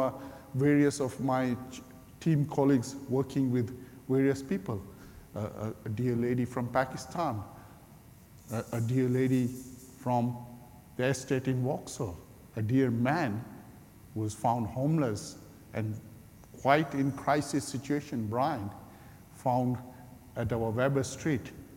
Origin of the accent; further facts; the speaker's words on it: Kenya; moved away as an adult; I'm Kenyan-born Indian. Gujarati Hindu background believer. And I became believer in Kenya some almost 40 years ago. And I followed Jesus and then I came here